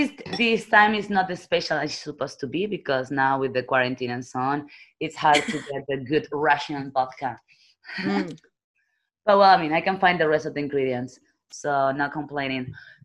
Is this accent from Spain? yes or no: yes; Barcelona, Catalonia, Spain; also born or lived in China; now in Prague, Czech Republic; I'm from Barcelona, and right now I'm living in Prague.